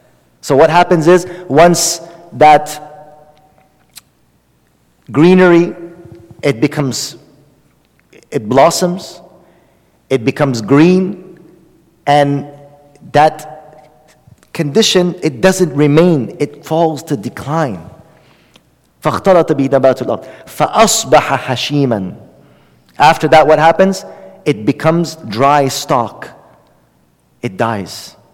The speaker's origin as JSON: {"language": "English", "town": "Oakland", "region": "California", "country": "United States", "tie": "born or raised there", "said": "I grew up in Oakland. Nobody knows where I came from."}